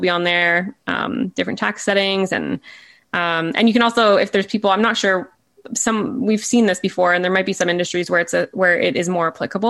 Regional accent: Canada; as a Canadian

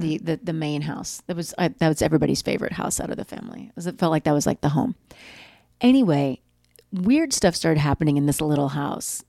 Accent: Oklahoma, United States; I grew up in Oklahoma

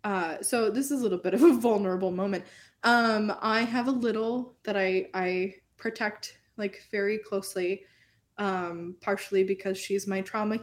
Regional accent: Oklahoma, United States; born there; also born or lived in Minnesota / Texas; so I was born in Oklahoma and like we were literally went through like the timeline of our life. And like we lived in Oklahoma at the same time. We lived in Minnesota at the same time.

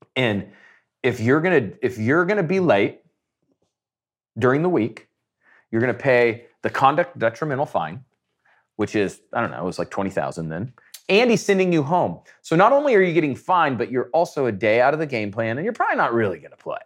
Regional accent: Nebraska, United States; I'm some nobody from Nebraska

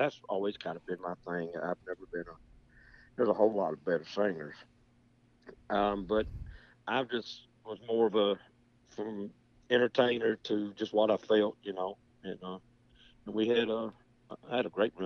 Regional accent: Bladenboro, North Carolina, United States; I was born and raised in a little town called Bladenboro, North Carolina

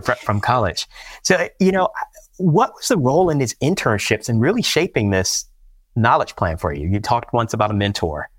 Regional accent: Washington, District of Columbia, United States; my hometown of Washington, D C

